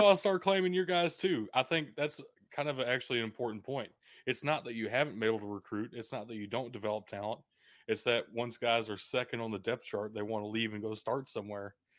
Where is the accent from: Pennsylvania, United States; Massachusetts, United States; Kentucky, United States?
Kentucky, United States; I I'm in Kentucky. I'm from Kentucky